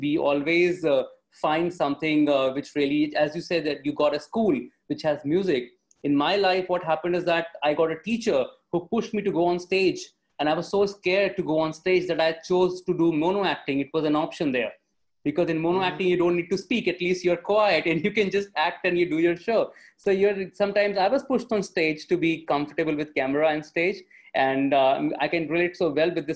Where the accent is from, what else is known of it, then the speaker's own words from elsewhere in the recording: Varanasi, Uttar Pradesh, India; I was born and brought up in Varanasi in India.